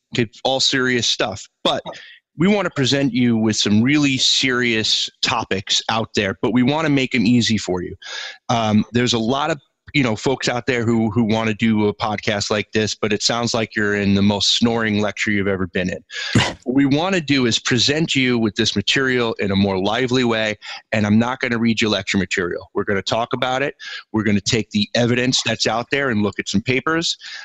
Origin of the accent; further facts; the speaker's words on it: the Hamptons, by way of Queens, New York, United States; also born or lived in Brooklyn, New York / Bellport, New York; as a kid, I grew up in the Hamptons by way of Queens, New York. So I've lived all over the place.